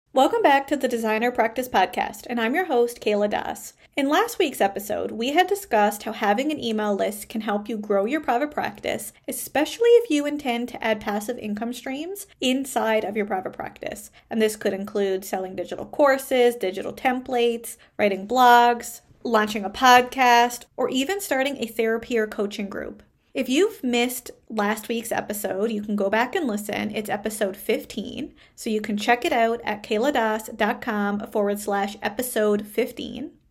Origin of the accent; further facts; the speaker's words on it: Canada; I am a Canadian social worker